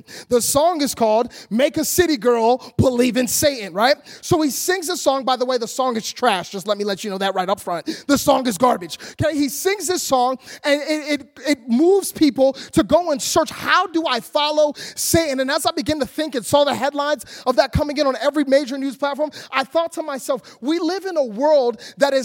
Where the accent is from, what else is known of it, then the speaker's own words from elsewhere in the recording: Philadelphia, Pennsylvania, United States; now in Orlando, United States; Philadelphia, which is where I grew up.